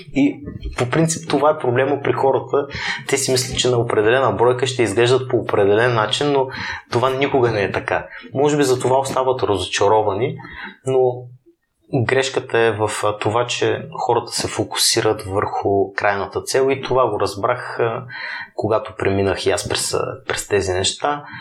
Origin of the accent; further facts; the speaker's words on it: Burgas, Burgas Province, Bulgaria; moved away; аз съм от Бургас родом